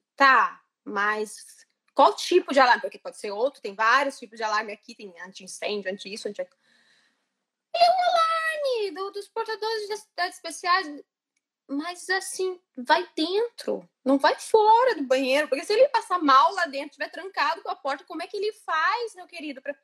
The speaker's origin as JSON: {"language": "Portuguese", "town": "Londrina", "region": "Paraná", "country": "Brazil", "tie": "born or raised there", "also_born_or_lived": "Florianópolis, Brazil", "moved": "as an adult", "lives_now": "Italy", "said": "eu nasci em Londrina, no Paraná, e os últimos anos da minha vida eu morei em Florianópolis"}